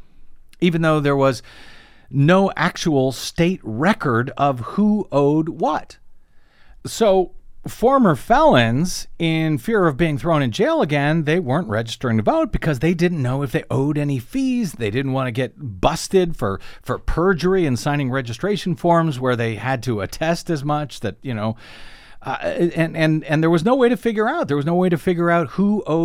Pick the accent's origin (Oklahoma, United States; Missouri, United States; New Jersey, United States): Missouri, United States; moved away; my home state of Missouri